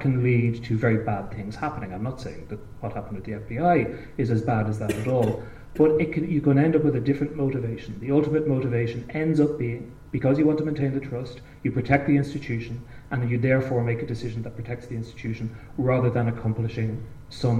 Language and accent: English; Ireland; as an Irish person